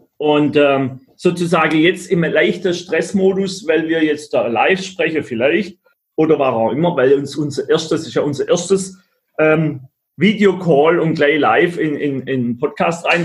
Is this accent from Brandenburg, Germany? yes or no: no; Black Forest, Baden-Württemberg, Germany; aus dem Schwarzwald, wo ich herkomme